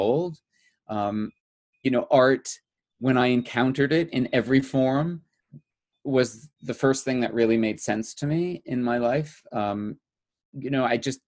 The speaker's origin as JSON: {"language": "English", "region": "New Jersey", "country": "United States", "tie": "born or raised there", "also_born_or_lived": "New York City", "moved": "as an adult", "said": "New Jersey. I grew up in New Jersey"}